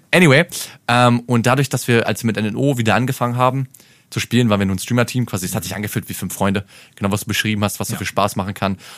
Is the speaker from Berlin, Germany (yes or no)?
yes; Berlin, Germany; Ich bin Berliner, ist kein Problem.